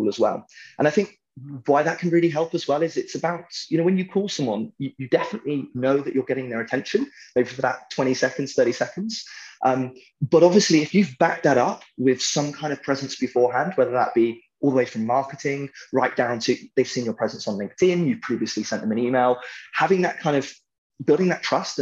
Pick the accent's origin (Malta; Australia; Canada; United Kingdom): United Kingdom; I'm British